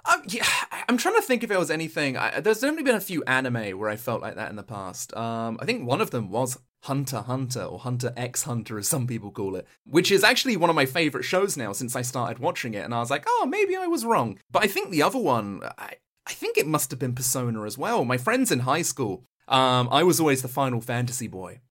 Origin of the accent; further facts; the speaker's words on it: Suffolk, East of England, United Kingdom; I am from Suffolk.